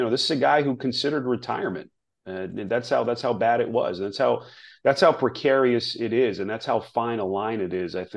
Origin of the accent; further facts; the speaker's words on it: Northeast, United States; I grew up in the Northeast